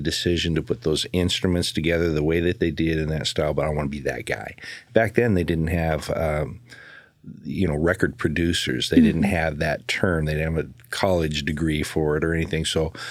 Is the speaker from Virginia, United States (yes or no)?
no; The Dalles, Oregon, United States; Up in the Dalles.